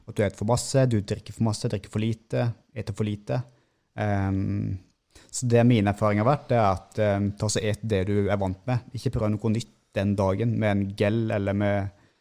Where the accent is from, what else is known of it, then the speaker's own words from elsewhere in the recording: Seljord, Vestfold og Telemark, Norway; accent: mixed dialect (Rogaland/Telemark); moved away; also born or lived in Sandnes; Jeg har vokst opp i Seljord i Vest-Telemark. Og så um, har vi flytta vestover, til Sandnes